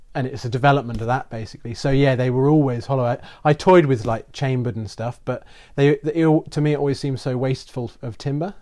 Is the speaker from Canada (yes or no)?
no; England, United Kingdom; moved away; grew up kind of in the middle of the U K